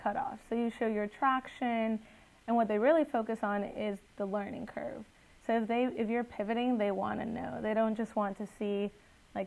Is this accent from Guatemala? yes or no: yes; Guatemala; now in United States; I'm originally from Guatemala